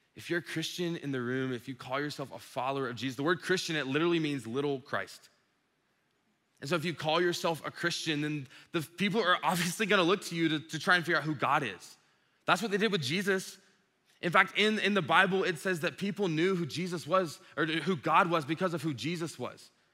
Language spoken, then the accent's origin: English; Dublin, Georgia, United States; I grew up in Dublin